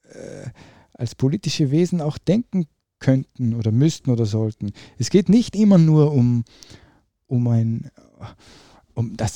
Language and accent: German; Upper Austria, Austria; in Oberösterreich, in dem Dorf, in dem ich aufgewachsen bin